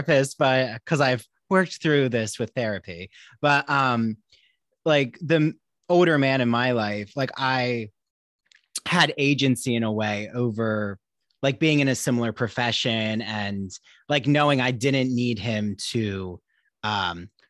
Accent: New Jersey, United States; now in Long Island, United States; I live on Long Island, but I'm from New Jersey

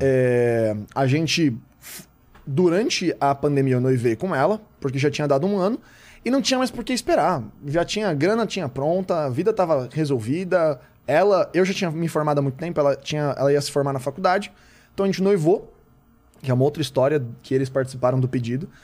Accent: Osasco, São Paulo, Brazil; sou de lá.

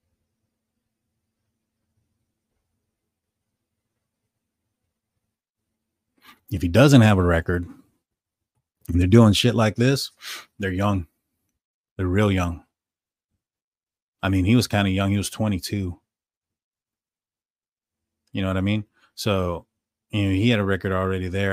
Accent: San Antonio, Texas, United States; We are from San Antonio

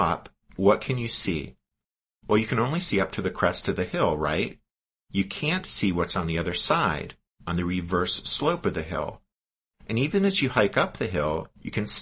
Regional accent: Western Pennsylvania, United States; I'm from Western Pennsylvania

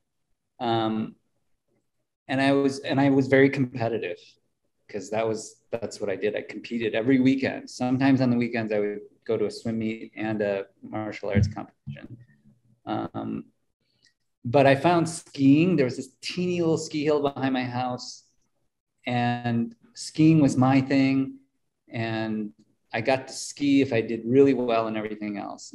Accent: Mankato, Minnesota, United States; I grew up in Mankato, Minnesota, population, I think it was 30,000 people

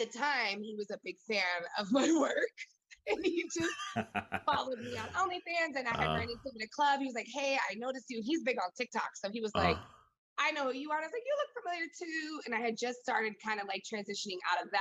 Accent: San Diego, California, United States; I grew up 10 minutes from Mexico. I'm from San Diego

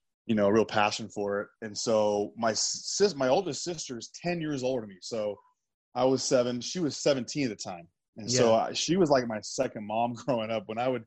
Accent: Kent, Washington, United States; also born or lived in San Jose, California; And then 3 weeks later, I was back in Washington. So I was raised in Kent and went to East Elementary.

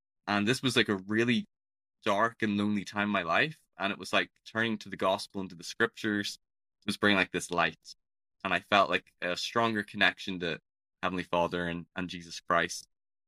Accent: Belfast, Northern Ireland, United Kingdom; So I'm from Northern Ireland. If people can tell, my accent's a bit peculiar. It's not the typical Irish accent that you associate with leprechauns or people from Dublin.

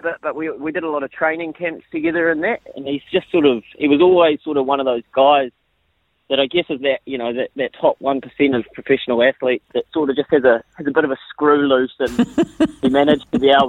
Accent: Napier, Hawke's Bay, New Zealand; now in Auckland, New Zealand; I'm originally from Napier, but I live in Auckland now.

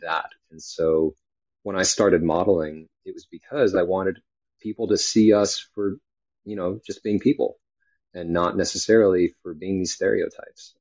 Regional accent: California, United States; moved away; also born or lived in New York / Texas; I was born in New York, raised in California, um, and uh, you know, lived in Texas for a while

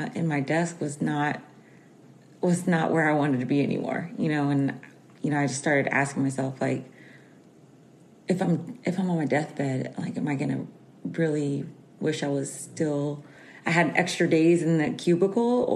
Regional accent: Houston, Texas, United States; I'm from Houston, Texas

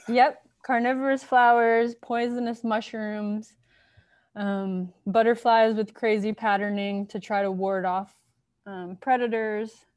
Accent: Miami, Florida, United States; also born or lived in Baltimore, Maryland; I'm from Miami, Florida, third generation, and grew up there

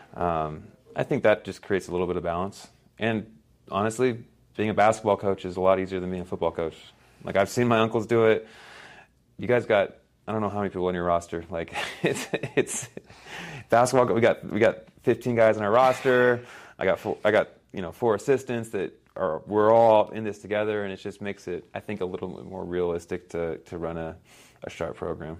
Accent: Palo Alto, California, United States; moved away; also born or lived in Guatemala; we grew up in Palo Alto, California, which is a bubble

